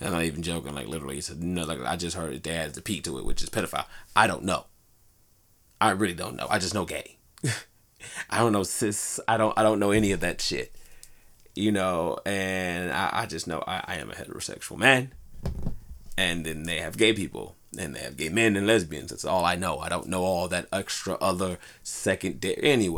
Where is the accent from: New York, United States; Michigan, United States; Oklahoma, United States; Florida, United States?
Michigan, United States; Detroit; growing up in Detroit